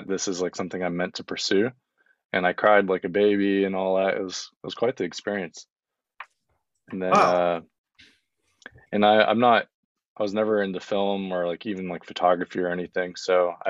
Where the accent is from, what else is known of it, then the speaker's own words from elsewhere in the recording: Wyoming, United States; now in Los Angeles, United States; I'm from Wyoming